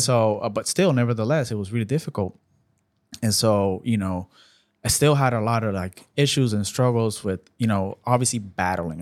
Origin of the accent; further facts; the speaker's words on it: Puerto Rico; moved away as an adult; now in United States; born and raised in Puerto Rico, moved to the States back in twenty twelve.